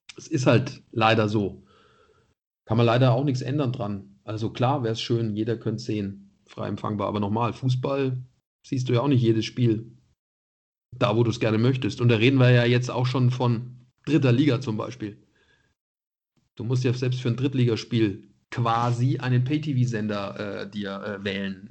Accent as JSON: {"language": "German", "town": "Nuremberg", "region": "Bavaria", "country": "Germany", "also_born_or_lived": "Munich", "moved": "yes", "said": "als Nürnberger."}